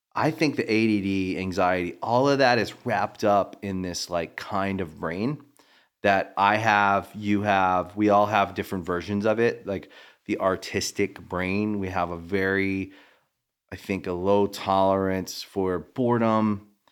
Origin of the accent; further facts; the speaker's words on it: Maryland, United States; moved away; We're both from Maryland